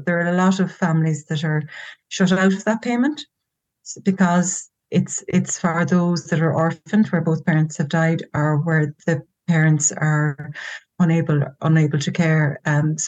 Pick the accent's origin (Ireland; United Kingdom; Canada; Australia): Ireland; Cork, Munster; now in Galway, Ireland; I'm from Cork in the south of Ireland